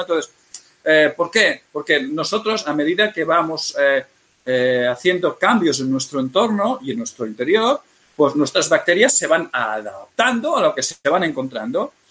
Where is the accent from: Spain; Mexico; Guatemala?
Spain; Catalonia; Yo soy catalán